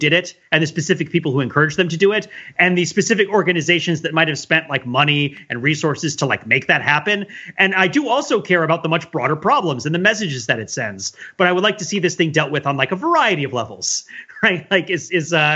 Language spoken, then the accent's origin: English; New Jersey, United States; I grew up in New Jersey